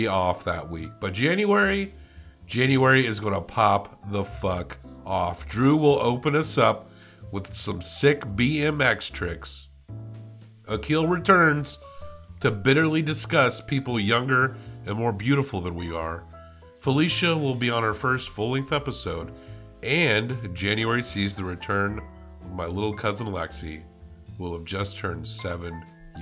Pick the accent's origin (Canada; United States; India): United States; the South; I'm from the South